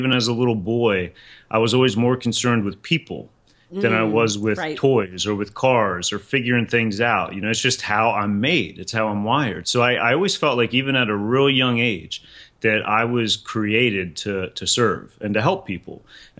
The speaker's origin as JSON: {"language": "English", "area": "Lancaster County", "region": "Pennsylvania", "country": "United States", "tie": "born or raised there", "said": "I grew up in Lancaster County in Pennsylvania, which is just an absolutely beautiful county and beautiful area."}